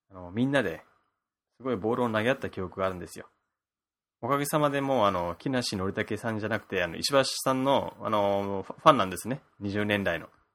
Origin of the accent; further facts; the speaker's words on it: Okinawa, Japan; now in Kanto, Japan; 地元 の沖縄